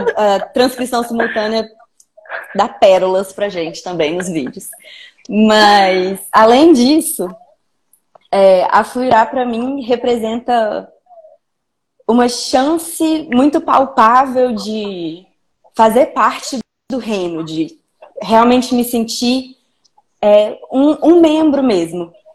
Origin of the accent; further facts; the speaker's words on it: Belo Horizonte, Minas Gerais, Brazil; now in Vitória, Brazil; eu sou mineira de Belo Horizonte, originalmente. Atualmente moro em Vitória, no Espírito Santo